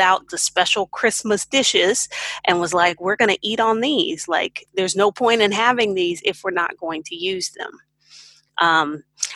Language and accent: English; Houston, Texas, United States; moved away as an adult; now in Hefei, China; I'm from Houston, Texas